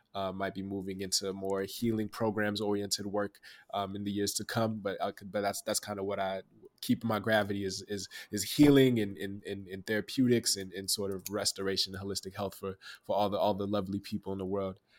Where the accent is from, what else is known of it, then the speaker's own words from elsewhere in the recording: Dallas, Texas, United States; I'm from Oak Cliff, Dallas, Texas